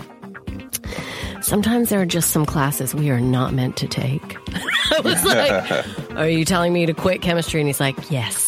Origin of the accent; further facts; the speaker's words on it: Calgary, Alberta, Canada; moved away; I'm from Calgary, Alberta, Canada. So by the Rocky Mountains, we hosted the '88 Olympics. That was the year of Eddie the Eagle and the Jamaican bobsled team. That was where. That's my city.